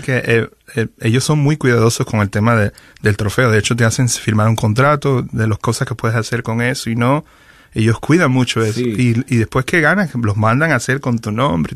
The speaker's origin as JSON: {"language": "Spanish", "country": "Venezuela", "moved": "as an adult", "lives_now": "Miami, United States", "said": "soy venezolano. Eh, tengo más de 20 años ya viviendo en Miami"}